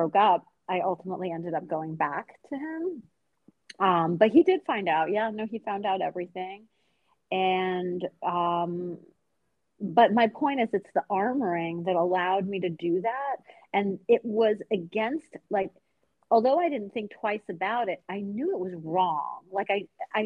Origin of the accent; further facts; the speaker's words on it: Long Island, New York, United States; also born or lived in Tehran, Iran; I'm from Long Island